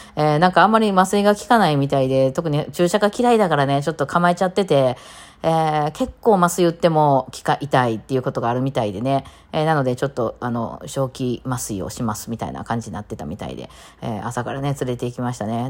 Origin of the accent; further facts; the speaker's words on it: Kansai, Japan; うちの…っていうバンド4人、関西人なんですよ。まあ全員大阪ではないんですけど、まあ関西人